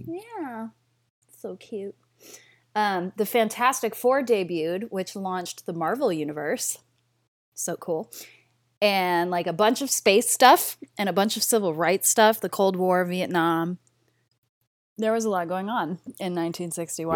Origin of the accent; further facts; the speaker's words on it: Derry, New Hampshire, United States; Derry, New Hampshire, which is my hometown